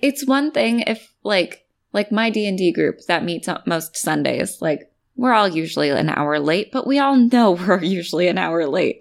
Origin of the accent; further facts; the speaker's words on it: California, United States; I'm from California.